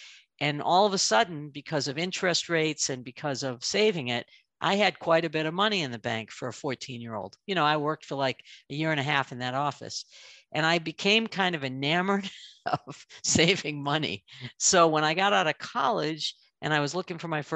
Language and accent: English; Northern Massachusetts, United States; moved away as an adult; now in Chicago, United States; I grew up in New England in Northern Massachusetts